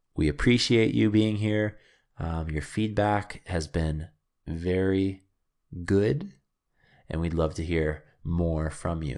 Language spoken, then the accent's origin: English; Canada; I returned back to Canada after traveling and working in a few different countries